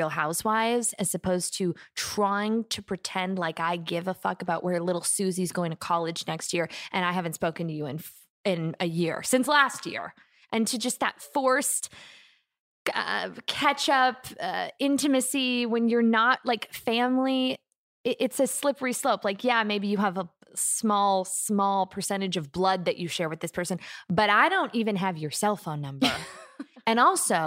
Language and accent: English; the Valley, California, United States; I grew up in just right around here, like in the Valley